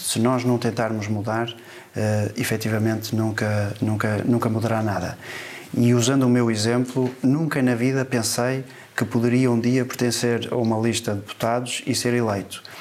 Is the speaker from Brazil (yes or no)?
no; Porto, Norte, Portugal; sou do Porto